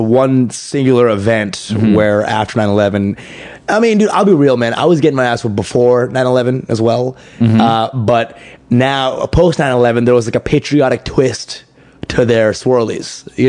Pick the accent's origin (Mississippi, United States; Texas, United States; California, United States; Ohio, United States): Texas, United States; Dallas; I mean, I'm from Texas. I'm from the South, so there's a little more tension there.